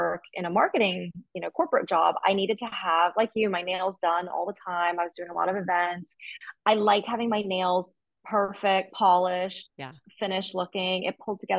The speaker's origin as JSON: {"language": "English", "region": "Alabama", "country": "United States", "tie": "born or raised there", "also_born_or_lived": "New York City, United States / Shanghai, China", "moved": "as an adult", "lives_now": "Barcelona, Spain", "said": "I was born in Alabama, but my parents moved there before I was born. And then I grew up there"}